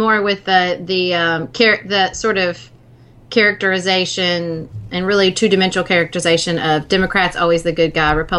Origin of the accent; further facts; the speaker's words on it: Paducah, Kentucky, United States; I'm currently running for office in my hometown of Paducah.